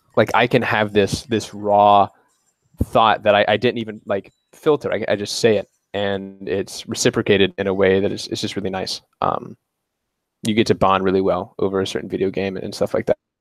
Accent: northern Alabama, United States; also born or lived in Covington, Louisiana; I lived there for about six months when my my mother up and left with me, and I went to a small town in, in northern Alabama, um, where I've lived my whole life

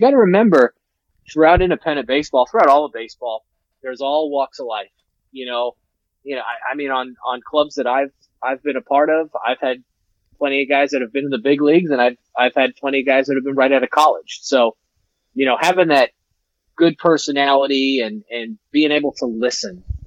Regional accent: New York City, New York, United States; growing up in the Bronx as a Yankee fan

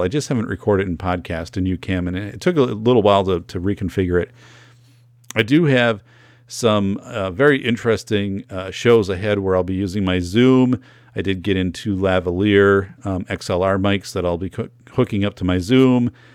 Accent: northern Wisconsin, United States; I grew up in Wisconsin, I grew up in northern Wisconsin

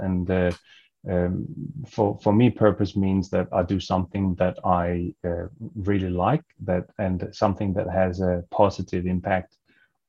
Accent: Denmark; moved away as an adult; now in Australia; I'm originally from Denmark

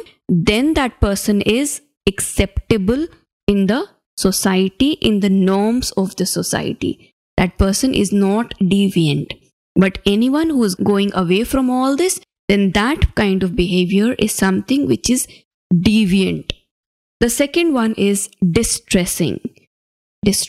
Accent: Ajmer, Rajasthan, India; My hometown is in a small city called Ajmer

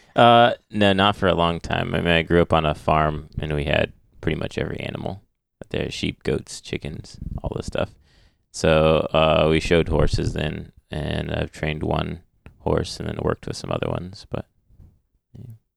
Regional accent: Michigan, United States; also born or lived in Ohio / Illinois; I moved up to Michigan with my family.

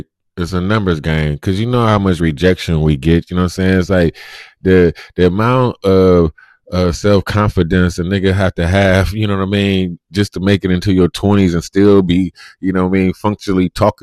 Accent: Cleveland, Ohio, United States; I'm from Cleveland

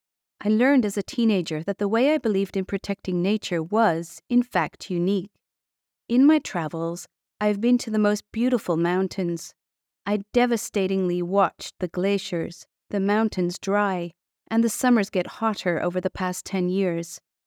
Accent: California, United States; On October 9, 2017, the Tubbs Fire blazed through my hometown in Sonoma County, along with 5,600 other homes.

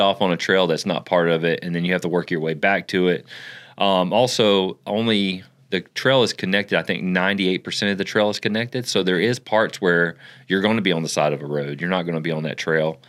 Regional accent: Florida, United States; also born or lived in Ocklawaha, Florida; I was raised in Florida

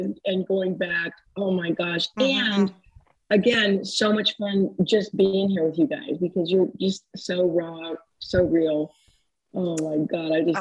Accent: Dayton, Ohio, United States; I was born and raised in Dayton, Ohio

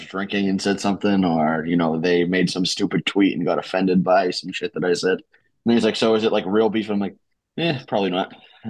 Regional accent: Boston, Massachusetts, United States; accent: Boston; I can't fucking hide the Boston accent either.

